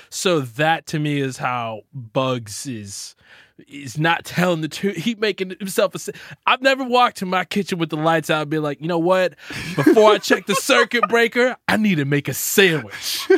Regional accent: Texas, United States; I'm from Texas

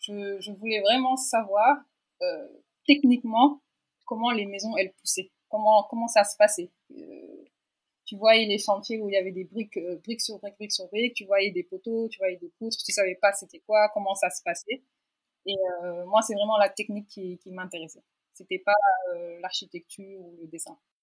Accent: Dakar, Senegal; also born or lived in France; j'ai 31 ans et j'ai grandi à Dakar. j'ai fait tout mon cursus ici, jusqu'au bac

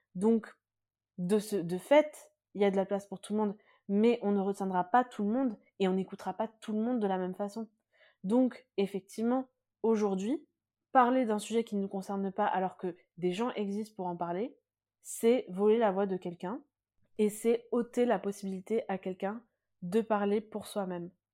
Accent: France; je suis moi-même aussi née et j'ai grandi en France

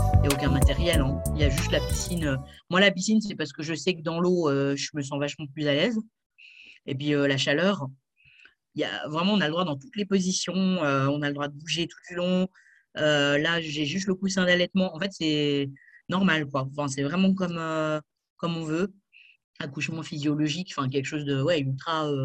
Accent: France; now in Switzerland; je vis maintenant en Suisse, mais je suis française

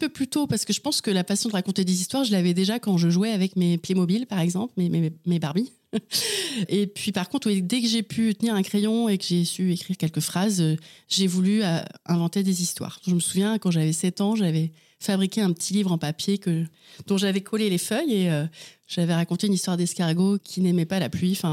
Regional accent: Angers, Pays de la Loire, France; also born or lived in Vernon / Chartres / Laval; alors, je suis née à Vernon, dans l'Eure. J'y ai vécu à peu près six ans jusqu'à la séparation de mes parents. Ensuite, j'ai vécu une année à Chartres, euh, quelques années à Angers.

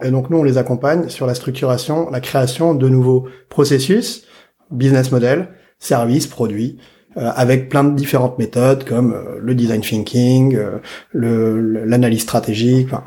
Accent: Saint-Denis, Île-de-France, France; je viens de Saint-Denis, de la banlieue. Euh, J'habite dans une cité

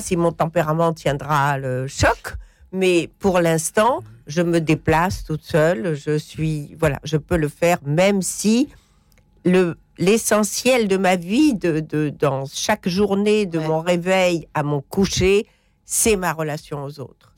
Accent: Morocco; je suis marocaine

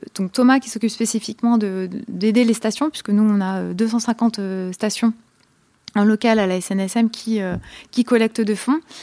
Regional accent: a small town near Tours, Centre-Val de Loire, France; moved away; je viens d'une petite ville à côté de la petite ville de Tours

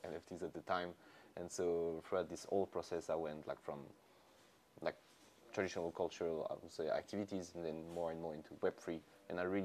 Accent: Lyon, Auvergne-Rhône-Alpes, France; moved away as an adult; I grew up in Lyon. I did all of my study in Lyon

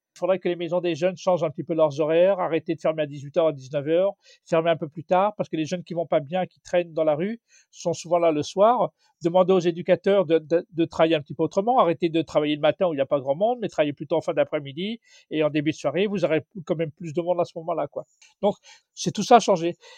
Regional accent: Mantes-la-Jolie, Île-de-France, France; je suis de Mantes-la-Jolie, dans le 78.

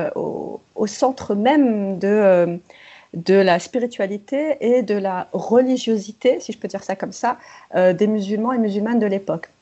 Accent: France; je suis née, j'ai grandi en France

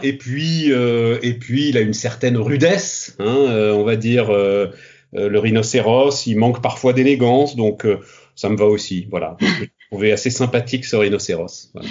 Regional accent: Paris, Île-de-France, France; je suis parisien, euh, fils de parisien, euh, petit-fils de parisien. enfin Paris et la banlieue

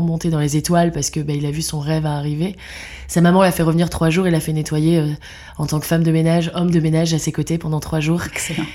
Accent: Lille, Hauts-de-France, France; now in Brussels, Belgium; je vis à Bruxelles depuis 12 ans euh, et je suis lilloise d'origine.

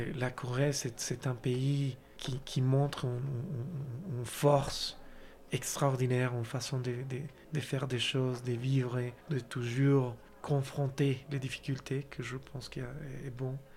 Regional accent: Colombia; French is a second language; moved away as an adult; also born or lived in Brazil / China / South Korea; la Colombie, qui c'est mon pays natal

